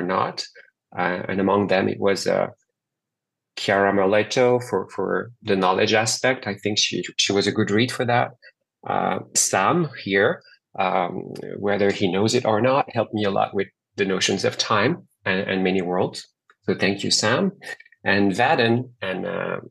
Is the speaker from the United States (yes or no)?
no; France; now in Montreal, Canada; I was born and raised in France, and I now live in Montreal, Canada.